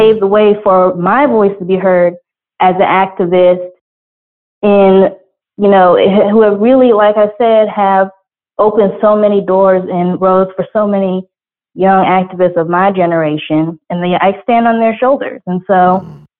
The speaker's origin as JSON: {"language": "English", "town": "Atlanta", "region": "Georgia", "country": "United States", "tie": "born or raised there", "said": "growing up in Georgia, in Atlanta"}